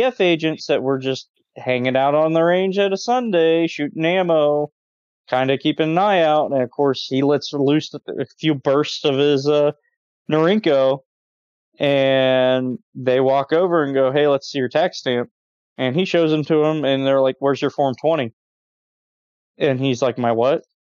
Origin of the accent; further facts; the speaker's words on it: Ohio, United States; moved away; where I grew up on the Ohio River right next to West Virginia